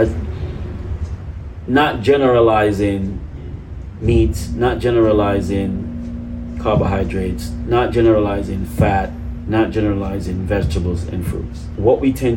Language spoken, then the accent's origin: English; Jamaica; moved away; I grew up in Jamaica